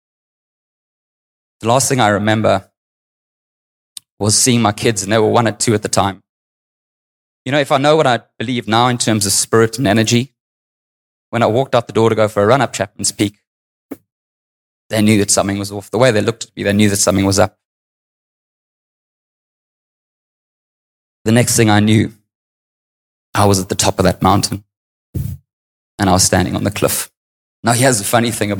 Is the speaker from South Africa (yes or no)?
yes; South Africa; I grew up in apartheid South Africa.